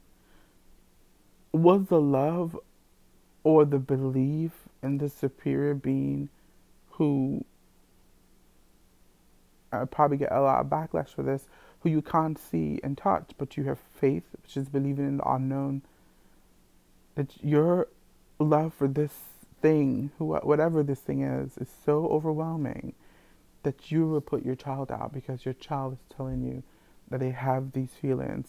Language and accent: English; Jamaica; moved away as an adult; I'm Jamaican too. I was born here, I was raised here